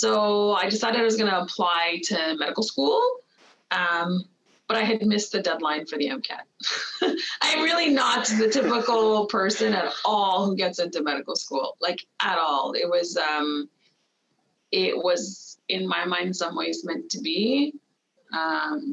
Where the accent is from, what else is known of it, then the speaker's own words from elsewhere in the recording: Montreal, Quebec, Canada; I'm from Quebec originally, and I'm from Montreal